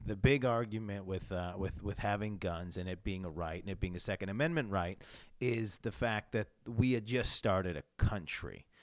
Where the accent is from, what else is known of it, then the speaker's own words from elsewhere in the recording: New York, United States; I come from New York State where kind of having guns is just, um, harder and, uh, and, and rarer